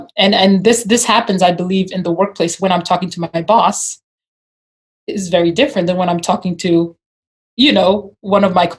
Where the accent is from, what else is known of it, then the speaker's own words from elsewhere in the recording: Uganda; now in United States; I will sound like a Ugandan. I'm originally from Uganda. And some people can pick up a little bit of that, a little bit of my accent, but I struggled with this for a little bit when I came to America